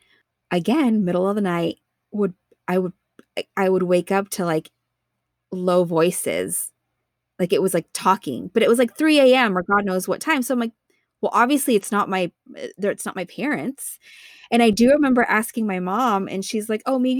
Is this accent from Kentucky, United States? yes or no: no; East Bay, California, United States; I grew up in the East Bay, it's more of like a housing like tract development system